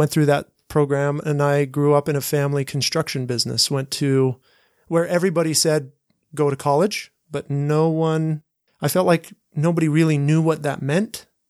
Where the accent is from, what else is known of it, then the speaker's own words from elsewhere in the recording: Bountiful, Utah, United States; I grew up in Bountiful in the Utah bubble. Doesn't everybody consider it a Utah bubble?